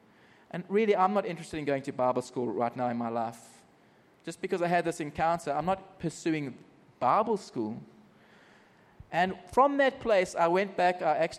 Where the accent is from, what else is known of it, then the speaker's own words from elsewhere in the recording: Margate, South East England, United Kingdom; went back to my hometown called Margate and was invited to speak into some churches.